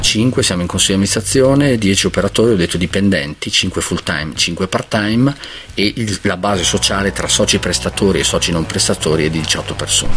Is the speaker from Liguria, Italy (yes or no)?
no; Lodrone, Trentino-Alto Adige, Italy; io sono di Lodrone, l'ultimo paese del Trentino